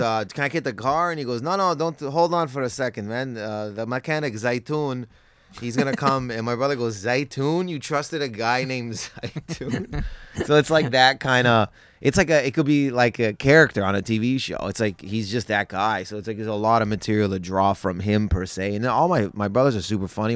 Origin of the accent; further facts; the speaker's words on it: Windsor, Ontario, Canada; in Windsor, uh, where I'm, was, was born